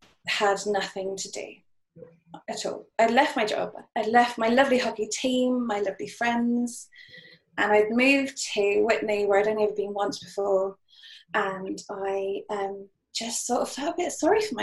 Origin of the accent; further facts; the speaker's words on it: Cheltenham, South West England, United Kingdom; moved away as an adult; also born or lived in Bath / Witney; I was born in Cheltenham, went to Bath, that was it. Those two places where I had a whole load of friends and I was really comfortable.